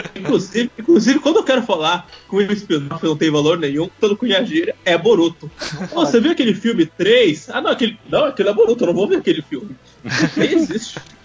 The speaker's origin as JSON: {"language": "Portuguese", "country": "Brazil", "tie": "born or raised there", "moved": "yes", "said": "quando eu saí do Brasil"}